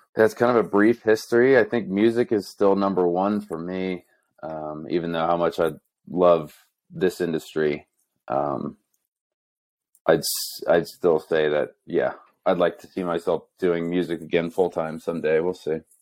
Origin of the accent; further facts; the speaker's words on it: New Jersey, United States; moved away as an adult; also born or lived in Boulder, Colorado; now in Denver, United States; I grew up in New Jersey.